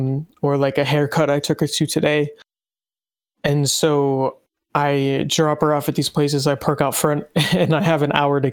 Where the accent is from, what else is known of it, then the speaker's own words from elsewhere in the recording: United States; growing up in the United States